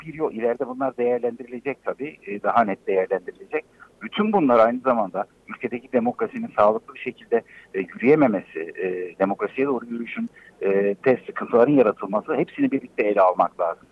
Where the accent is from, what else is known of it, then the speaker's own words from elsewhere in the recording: Gaziantep, Turkey; Bir Antepli olarak